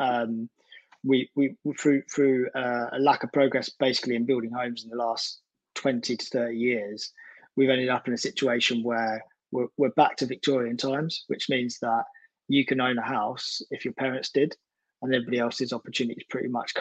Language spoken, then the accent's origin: English; Essex, East of England, United Kingdom; moved away as an adult; now in South London, United Kingdom; I've lived in South of London since I was 18 now. So I'm from Essex originally, but moved up to South London